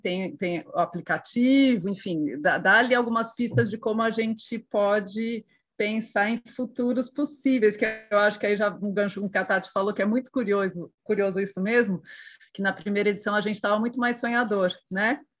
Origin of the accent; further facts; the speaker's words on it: Brazil; eu como brasileira